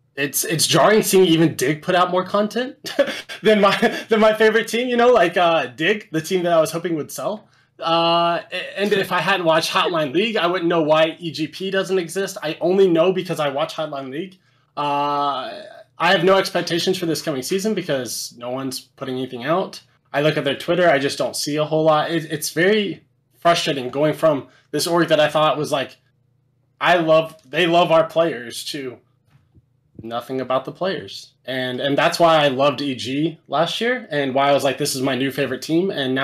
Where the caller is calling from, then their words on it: Lexington, Kentucky, United States; Lexington, Kentucky.